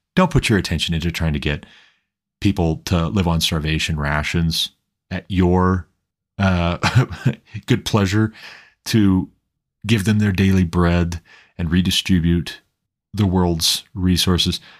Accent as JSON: {"language": "English", "region": "Montana", "country": "United States", "moved": "yes", "lives_now": "Colorado, United States", "said": "We live in Colorado now, but I'm originally from Montana"}